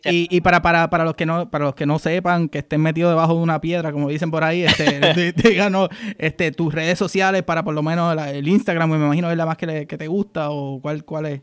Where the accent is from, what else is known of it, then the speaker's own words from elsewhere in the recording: Puerto Rico; now in United States; como boricua que estamos por acá en los Estados Unidos o en cualquier parte del mundo